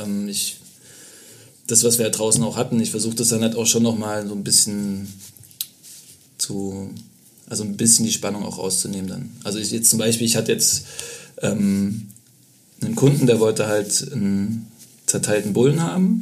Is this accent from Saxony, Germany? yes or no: yes; Leipzig, Saxony, Germany; moved away as an adult; also born or lived in Berlin; now in Leipzig, Germany; Bin da geboren und aufgewachsen